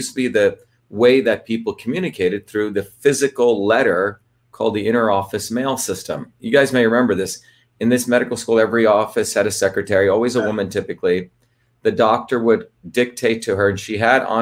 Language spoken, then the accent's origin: English; New Jersey, United States; born or raised there